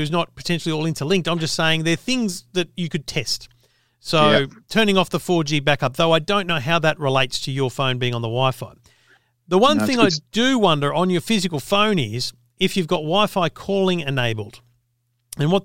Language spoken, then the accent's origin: English; New South Wales, Australia; I'm a country boy, New South Wales myself